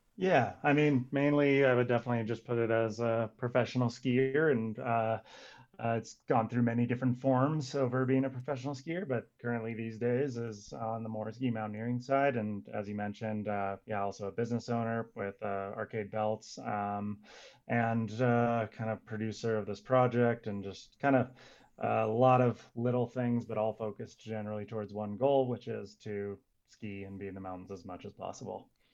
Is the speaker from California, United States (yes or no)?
yes; Santa Cruz, California, United States; also born or lived in Squaw Valley, California; I'm originally from Santa Cruz, California